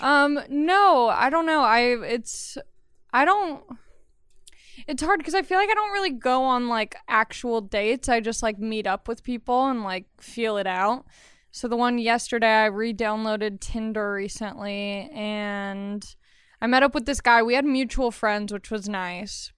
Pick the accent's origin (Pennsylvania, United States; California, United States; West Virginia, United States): California, United States; Long Beach; I grew up in Los Angeles County in Long Beach